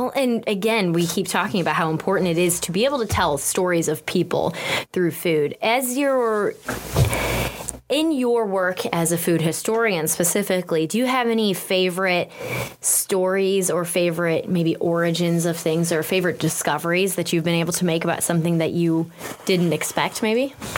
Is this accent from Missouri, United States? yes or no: yes; St. Louis, Missouri, United States; We're all from St. Louis here.